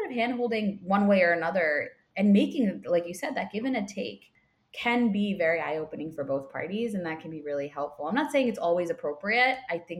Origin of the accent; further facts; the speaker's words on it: South India, India; And I am South Indian, so a lot of South Indian names can be very tough to pronounce for people.